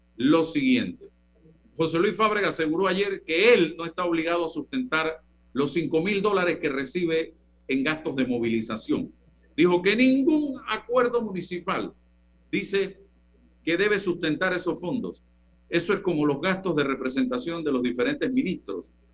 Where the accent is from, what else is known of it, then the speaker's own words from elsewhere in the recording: Panama; el panameño